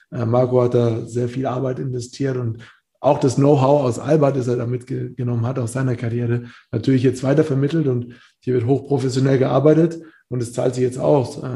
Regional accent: Bamberg, Bavaria, Germany; also ich bin aus Bamberg, aus einer kleinen Stadt dahin gewechselt

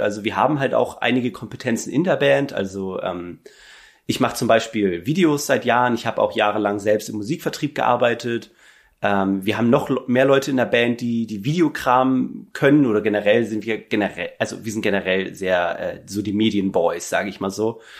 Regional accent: Hamburg and surroundings, Germany; wir kommen so aus Hamburg und Umgebung

